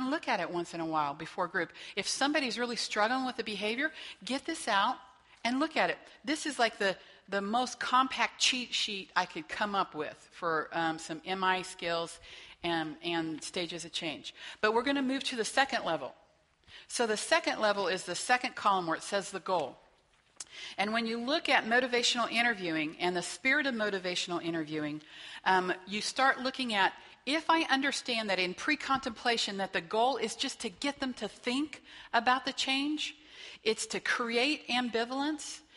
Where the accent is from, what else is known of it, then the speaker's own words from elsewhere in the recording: Whitewater, Kansas, United States; also born or lived in Wichita, Kansas; I grew up in Whitewater, Kansas. Kind of blink, you miss it. No stoplights